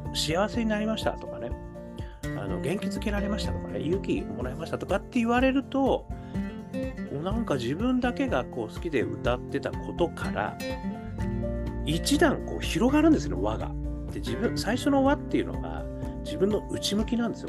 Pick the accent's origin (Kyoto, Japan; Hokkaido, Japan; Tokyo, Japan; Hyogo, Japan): Hokkaido, Japan; 我がふるさとの北海道